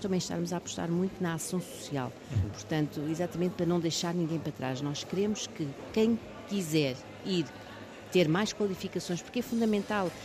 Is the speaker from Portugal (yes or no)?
yes; Almada, Lisbon, Portugal; eu fiz toda a minha vida em Almada, nasci em, Al uhum. nasci em Almada